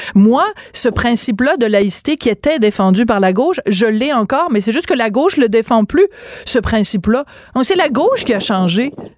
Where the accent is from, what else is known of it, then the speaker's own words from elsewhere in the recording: France; moved away; je suis née en France